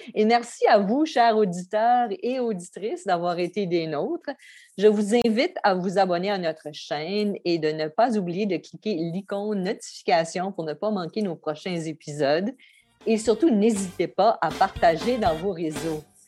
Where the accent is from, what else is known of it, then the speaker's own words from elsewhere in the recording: New Brunswick, Canada; je viens du Nouveau-Brunswick